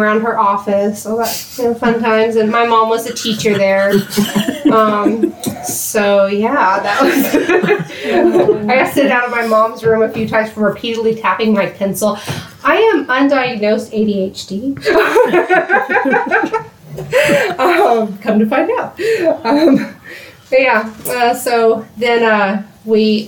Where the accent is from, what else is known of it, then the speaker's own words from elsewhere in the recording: Oklahoma City, Oklahoma, United States; also born or lived in Colorado; I am from the Oklahoma City area. Kind of bounced while I was from east of Oklahoma City growing up